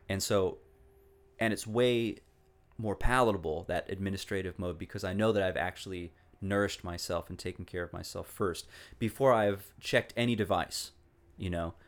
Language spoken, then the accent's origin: English; Walla Walla, Washington, United States; moved away as an adult; also born or lived in East Coast; my hometown of Walla Walla, Washington. I really, I really love the place. I love growing up there.